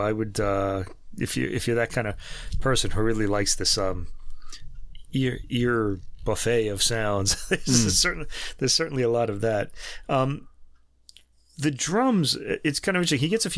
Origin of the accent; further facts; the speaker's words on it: New York, United States; accent: New York; our New York accents